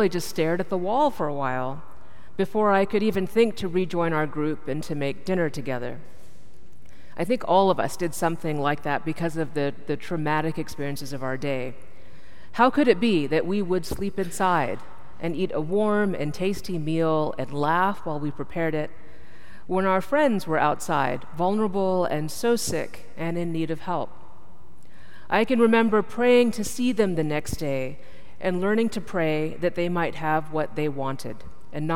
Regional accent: India; I'm from India

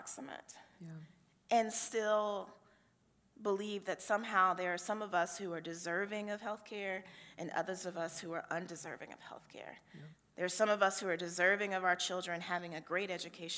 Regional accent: Cowpens, South Carolina, United States; now in Georgia, United States; my home congregation where I grew up in Calpin, South Carolina

